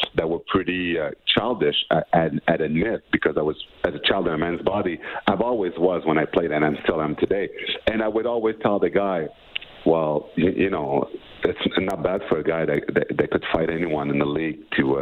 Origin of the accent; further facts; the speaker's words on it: Montreal, Quebec, Canada; also born or lived in Edmonton; I was born in Montreal